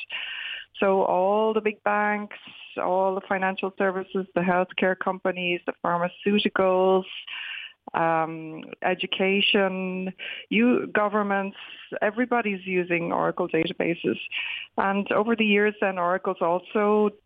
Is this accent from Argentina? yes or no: no; Wexford, Leinster, Ireland; moved away as an adult; also born or lived in Dublin; now in California, United States; I grew up in Wexford, went to the Fyfe